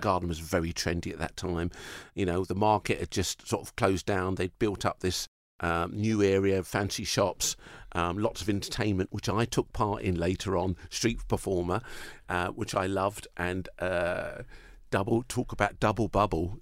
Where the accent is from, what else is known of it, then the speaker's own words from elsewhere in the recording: United Kingdom; I'm, I'm, I'm British